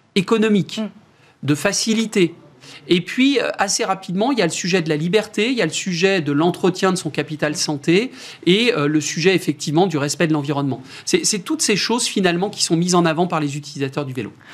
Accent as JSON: {"language": "French", "country": "France"}